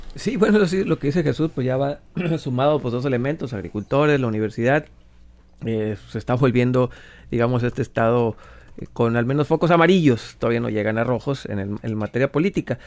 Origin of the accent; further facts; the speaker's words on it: Mexico; como mexicanos